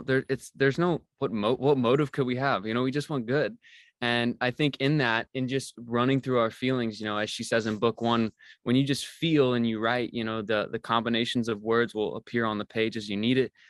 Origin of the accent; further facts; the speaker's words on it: Missouri, United States; moved away as an adult; also born or lived in Oregon; I grew up in Missouri and, and never really had left the state